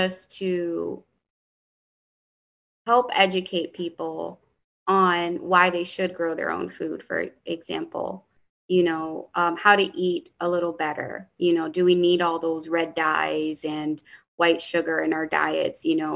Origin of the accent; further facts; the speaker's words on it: Hartford, Connecticut, United States; growing up in Hartford, the bodegas, the corner store, they fed me and my sisters